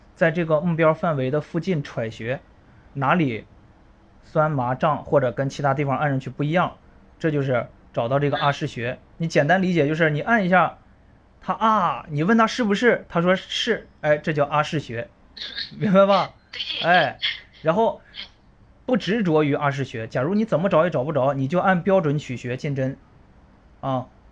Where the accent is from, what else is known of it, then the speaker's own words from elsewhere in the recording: northern China, China; moved away; 也是从北方嗯。，北方出生，然后来南方读书